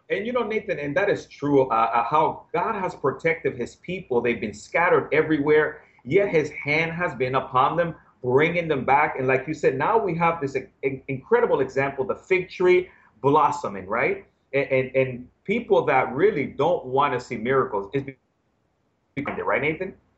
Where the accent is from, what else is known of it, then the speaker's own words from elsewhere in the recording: New York City, New York, United States; now in Florida, United States; I grew up in the Bronx